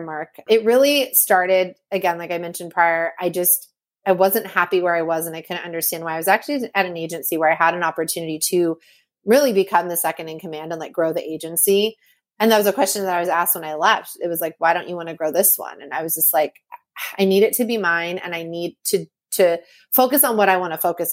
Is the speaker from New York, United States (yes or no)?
no; Napa, California, United States; I grew up in Napa, California.